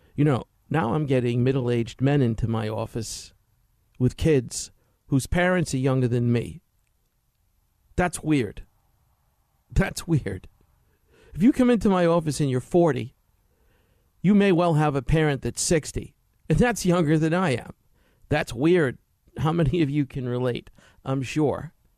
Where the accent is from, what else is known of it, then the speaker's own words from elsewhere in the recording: New York, United States; I grew up in New York in, in the sixties, seventies, and eighties